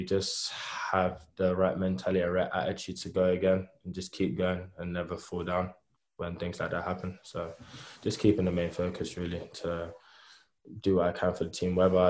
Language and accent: English; London, United Kingdom; moved away as an adult; now in Bristol, United Kingdom; I grew up in London. Been there all my life. Went to Trinity School, Belvedere, Kent.